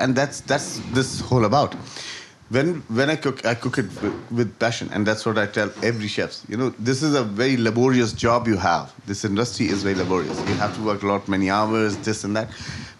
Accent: North India, India; now in Dublin, Ireland; I come from North. I have a vast knowledge of North Indian food, what we do, what we eat. I come from a Punjabi family.

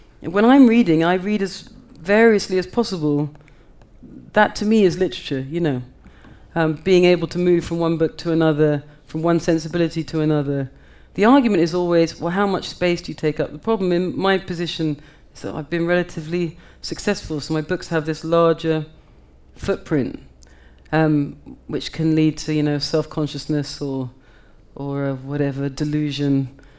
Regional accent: United Kingdom; I feel myself a part of that. I'm also a British writer.

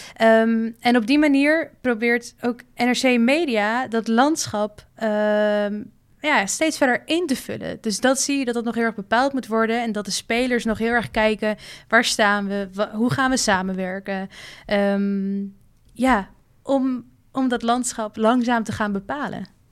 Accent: Amsterdam, North Holland, Netherlands; moved away as an adult; now in Rotterdam, Netherlands; ik kom uit Amsterdam. En, maar ik woon in Rotterdam

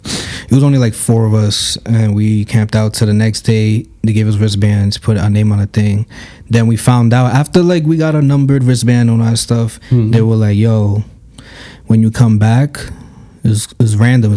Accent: New York City, New York, United States; I'm from the Bronx

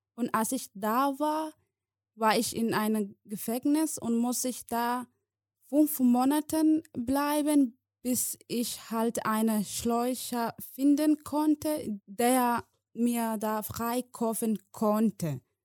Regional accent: Somalia; German is a second language; moved away as an adult; now in Germany; ich komme aus Somalia, ich bin seit sieben Jahren in Deutschland, ich bin in Somalia geboren, ich bin äh, bis der achte Klasse äh, in Somalia besucht

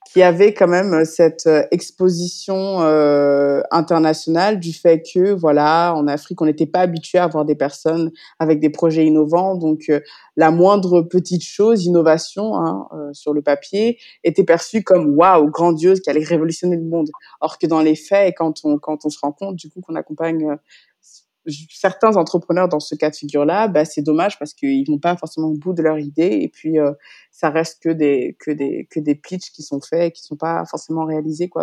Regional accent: Paris, Île-de-France, France; moved away as an adult; now in Dakar, Senegal; je suis née j'ai grandi en France, à Paris pour être précise

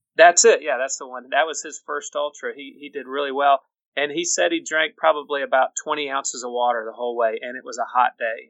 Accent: Birmingham, Alabama, United States; the Mercedes Marathon is uh, is one of my favorites because it's my hometown

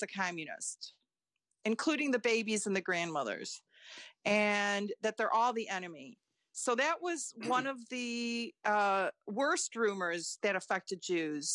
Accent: Chicago, Illinois, United States; first language Lithuanian; English is a second language; I was born in Chicago

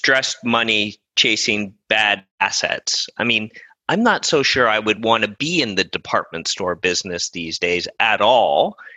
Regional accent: Canada; as a Canadian

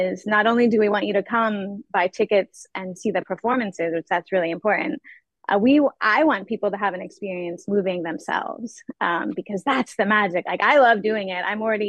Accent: Indiana, United States; I grew up mostly in Indiana.

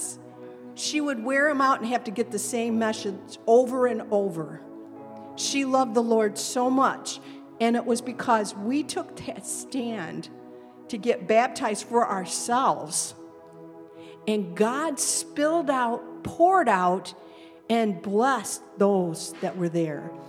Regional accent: Lansing, Michigan, United States; we come from Lansing

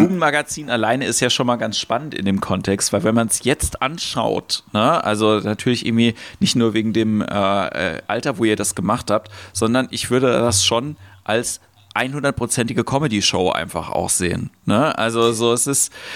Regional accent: Ludwigshafen, Rhineland-Palatinate, Germany; also born or lived in Mannheim; Ich bin in Mannheim geboren, in Ludwigshafen aufgewachsen

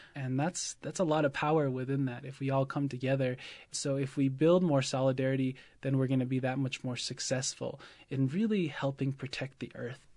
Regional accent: Oklahoma, United States; I'm absentee Shawnee from Oklahoma

